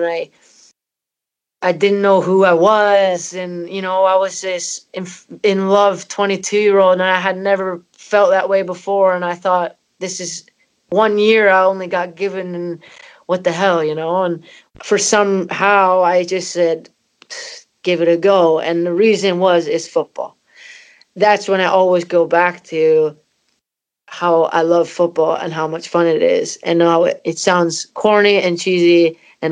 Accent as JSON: {"language": "English", "country": "Canada", "also_born_or_lived": "Scotland", "moved": "yes", "said": "my parents are Scottish and I'm from Canada"}